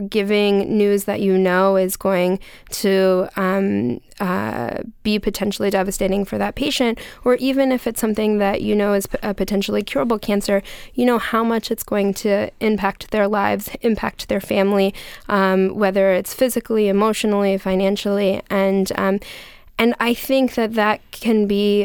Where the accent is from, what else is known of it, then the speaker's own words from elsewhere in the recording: Gettysburg, Pennsylvania, United States; moved away; I'm actually from Gettysburg originally, so it's nice to hear um, from somebody from um, from home